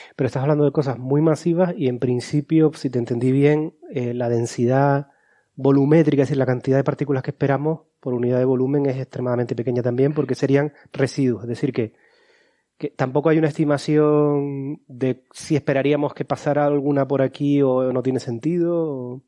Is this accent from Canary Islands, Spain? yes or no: yes; Canary Islands, Spain; nosotros como canarios que era de Lanzarote